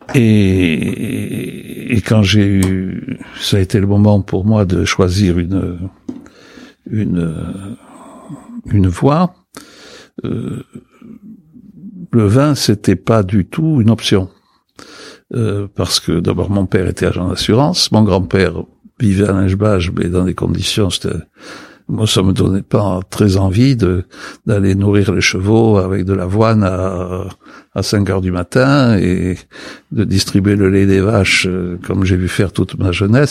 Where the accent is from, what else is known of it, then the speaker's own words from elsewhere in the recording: Pauillac, Nouvelle-Aquitaine, France; moved away as an adult; also born or lived in Texas, United States; j'étais parti à 18 ans, en 53, j'ai quitté Poyac en 53, avec l'idée que je remettrais jamais plus les pieds dans ce pays pourri